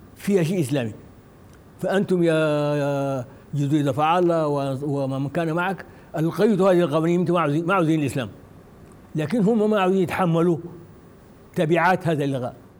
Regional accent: Sudan; ونحن كسودانيين

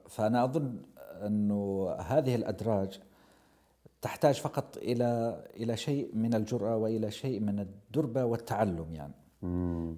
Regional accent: Abha, Asir, Saudi Arabia; أنا قريتي في بدايات، آه، جبل السودة، وأبها كلها أصلاً فوق جبل

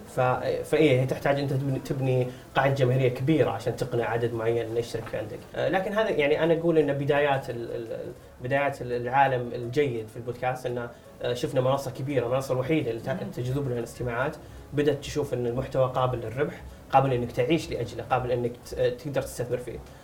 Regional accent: Saudi Arabia; عندنا في السعوديه

